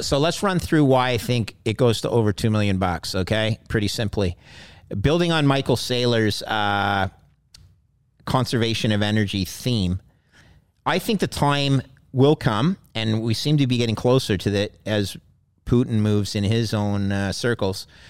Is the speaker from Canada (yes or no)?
yes; Montreal, Quebec, Canada; I grew up in Montreal